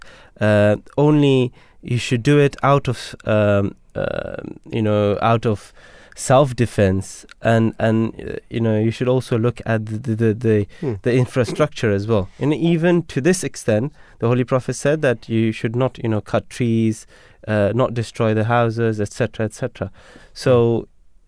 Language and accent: English; Belgium; I'm from Belgium.